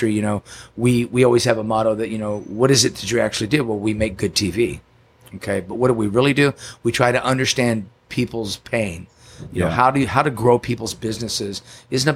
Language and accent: English; Yukon, Oklahoma, United States; now in San Diego, United States; I grew up in Oklahoma City in Yukon, Oklahoma